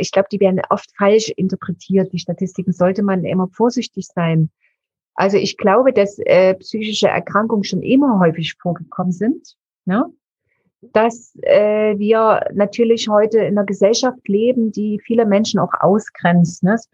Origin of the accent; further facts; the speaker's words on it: Dresden, Saxony, Germany; Also ich bin in Dresden geboren, bin dort aufgewachsen, fünfköpfige Familie, also drei Geschwister.